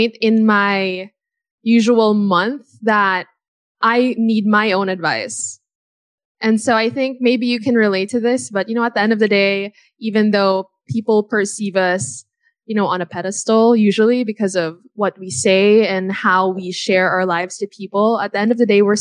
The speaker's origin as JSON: {"language": "English", "country": "United States", "tie": "born or raised there", "said": "When I was a kid, I grew up in America"}